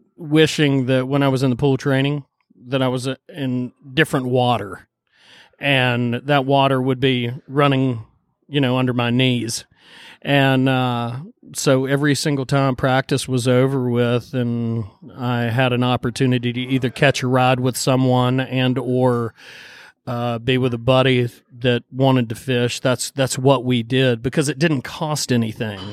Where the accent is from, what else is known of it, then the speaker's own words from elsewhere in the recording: Boone, North Carolina, United States; I grew, I grew, up in Boone, born and raised in Boone, North Carolina